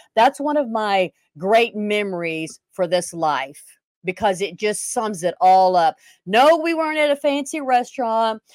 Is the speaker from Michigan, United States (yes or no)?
no; Weatherford, Texas, United States; moved away; also born or lived in Houston, Texas; I was born in Houston, Texas, but we moved to Weatherford, a little teeny town, of nothing and nowhere, and, you know, I had five brothers and sisters, like I said, and we didn't have any money. We lived in a trailer quite a bit